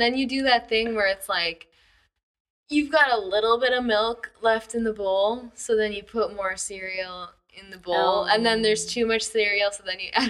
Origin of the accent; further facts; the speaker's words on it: Hong Kong; I'm from Hong Kong. And this is most Hong Kongers' explanation of why China's tourists has such poor reputation.